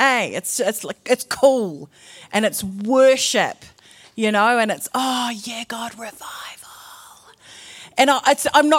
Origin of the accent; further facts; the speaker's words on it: New Zealand; I'm from New Zealand. My particular flavour of brown is Fijian.